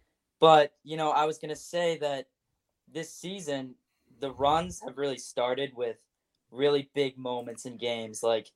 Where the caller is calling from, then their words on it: Glen Ellyn, Illinois, United States; I'm calling from Glen Allen, Illinois, western suburbs of Chicago.